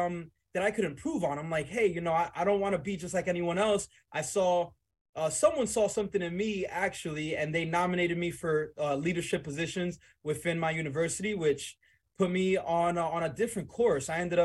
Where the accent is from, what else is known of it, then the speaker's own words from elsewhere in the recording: Dominican Republic; also born or lived in Weehawken, New Jersey / Bronx, New York / West New York, New Jersey; I was born in the Dominican Republic. I moved to Weehawken, New Jersey. From there to the Bronx, New York. I spent quite a few years in the boogie down Bronx.